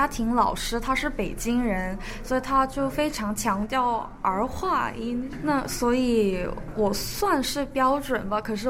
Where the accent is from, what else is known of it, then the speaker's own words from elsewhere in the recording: South Korea; Chinese is a second language; also born or lived in Shenzhen, China; 我是韩国人。